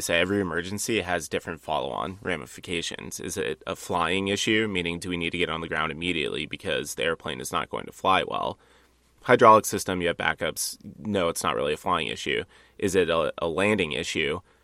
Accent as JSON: {"language": "English", "town": "Dubuque", "region": "Iowa", "country": "United States", "tie": "born or raised there", "said": "you went to Dubuque, my hometown."}